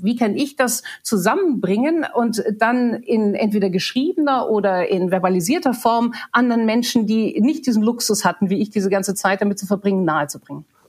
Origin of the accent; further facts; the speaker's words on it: Germany; moved away as an adult; also born or lived in England; mit 21 viel zu jung, um als, als Deutsche zu arbeiten